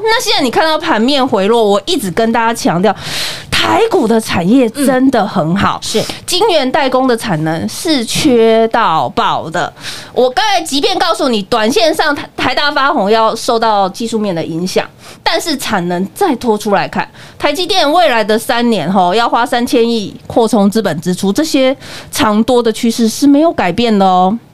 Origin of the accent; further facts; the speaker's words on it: Taiwan; 我们台湾人对疫情的小心程度，应该是全球数一数二的哦。